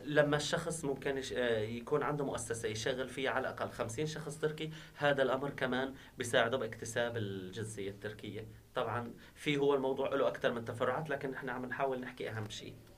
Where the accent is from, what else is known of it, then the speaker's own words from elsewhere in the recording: Syria; now in Turkey; نحن وضعنا كسوريين نحن هون